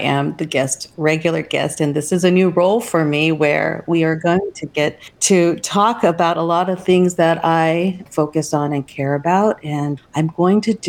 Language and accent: English; United States; also born or lived in Taiwan; I came here actually to the U.S. when I was just 2 years old.